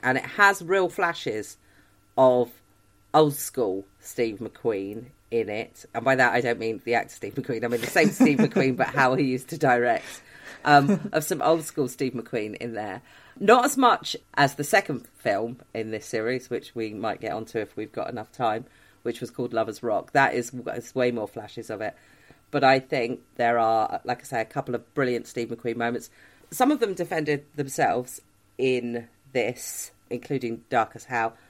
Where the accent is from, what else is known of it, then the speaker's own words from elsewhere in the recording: United Kingdom; we, as a British people